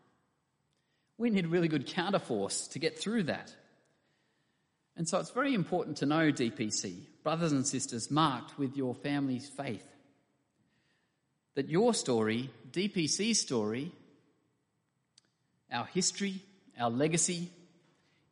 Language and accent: English; Camden, New South Wales, Australia; I grew up in Camden when it was much smaller than it is now, on the outskirts of Sydney.